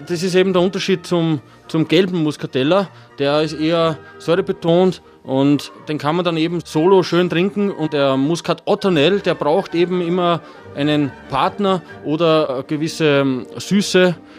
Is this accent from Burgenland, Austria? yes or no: yes; Halbturn, Burgenland, Austria; Bei uns in Halbturn ist speziell das Tschatakenfest